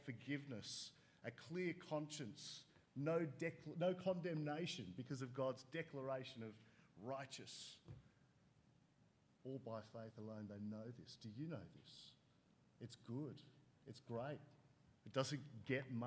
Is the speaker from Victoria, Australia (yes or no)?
no; Sydney, New South Wales, Australia; growing up in Sydney